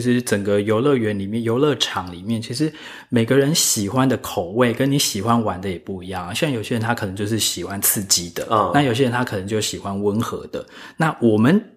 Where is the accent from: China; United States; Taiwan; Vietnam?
Taiwan; 我自己是一个土生土长的台湾人嘛